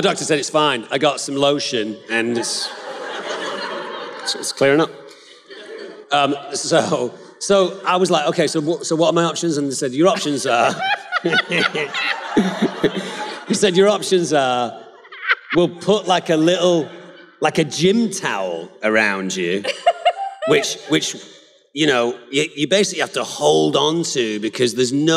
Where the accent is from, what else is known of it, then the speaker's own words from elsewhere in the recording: England, United Kingdom; I'm English